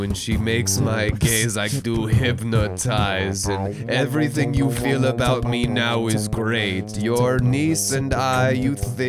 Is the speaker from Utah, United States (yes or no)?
yes; Utah, United States; I'm from Utah.